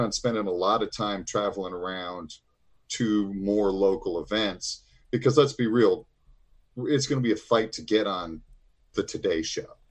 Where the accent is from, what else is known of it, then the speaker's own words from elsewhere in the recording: Illinois, United States; I am from Illinois.